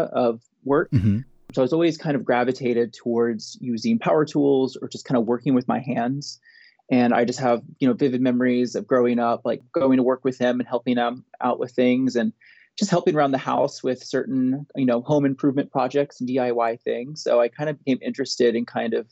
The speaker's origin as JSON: {"language": "English", "town": "Tallahassee", "region": "Florida", "country": "United States", "tie": "born or raised there", "also_born_or_lived": "Columbus, Ohio", "moved": "as an adult", "lives_now": "Athens, Ohio, United States", "said": "I am from Tallahassee, Florida. I've lived there all my life"}